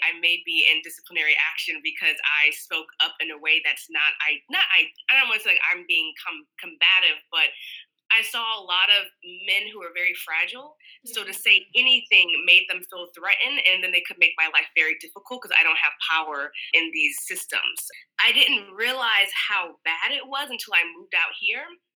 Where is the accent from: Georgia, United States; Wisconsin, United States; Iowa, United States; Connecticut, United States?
Georgia, United States; And that's common in the South growing up. Like, I was born in Georg